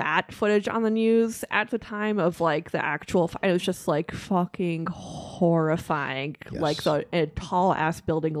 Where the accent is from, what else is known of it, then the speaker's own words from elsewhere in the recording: New York City, New York, United States; just being a New Yorker